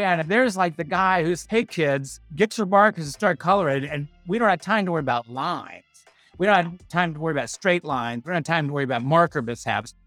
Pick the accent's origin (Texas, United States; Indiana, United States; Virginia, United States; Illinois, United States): Virginia, United States; Bridgewater; I grew up in the Shenandoah Valley in Turkey Country